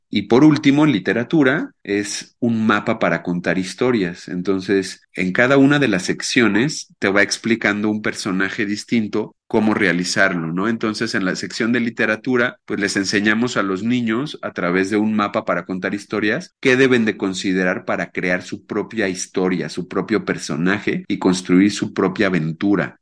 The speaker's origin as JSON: {"language": "Spanish", "region": "Mexico City", "country": "Mexico", "tie": "born or raised there", "moved": "yes", "lives_now": "Querétaro, Mexico", "said": "yo actualmente vivo en Querétaro, aunque nací en la Ciudad de México"}